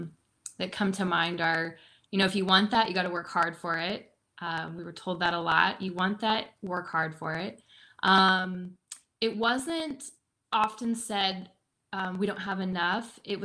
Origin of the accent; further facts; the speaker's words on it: Midwest, United States; I grew up in the Midwest, and, you know, it never felt like we were like in poverty or anything like that.